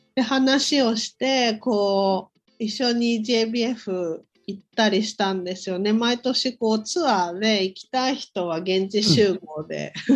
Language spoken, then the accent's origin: Japanese; Saitama, Japan; 埼玉で生まれて、うん、大学を出て